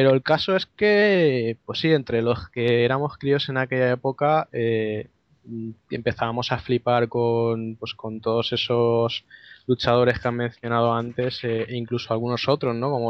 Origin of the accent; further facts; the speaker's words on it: Valencia, Valencian Community, Spain; accent: Valencian; yo voy a pronunciarlo con mi acento inglés de, Valencia, para que avisar de antemano que yo cuando hablo de retro, el, acento de Liverpool no me sale